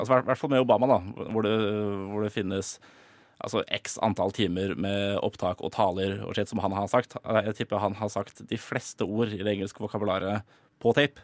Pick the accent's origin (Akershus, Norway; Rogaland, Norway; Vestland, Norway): Akershus, Norway; Drøbak; jeg kommer fra Drøbak